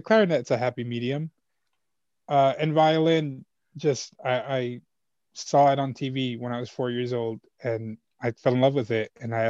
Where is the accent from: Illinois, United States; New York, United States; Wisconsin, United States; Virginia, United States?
New York, United States; Hempstead; also born or lived in El Salvador / Texas / Florida; I was born in El Salvador. and I came to this country when I was three. And my parents, I've always lived... I was raised rather on Long Island, mm-hmm. in Hempstead, Long Island. I've lived elsewhere for like months at a time. Like I lived in Texas for a little bit and I live in Florida for a little bit, but I've never left New York City.